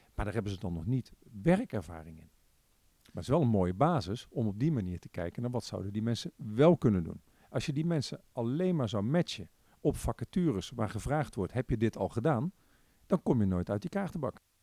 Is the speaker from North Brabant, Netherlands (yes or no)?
yes; Breda, North Brabant, Netherlands; also born or lived in Tilburg; now in The Hague, Netherlands; geboren en getogen in Breda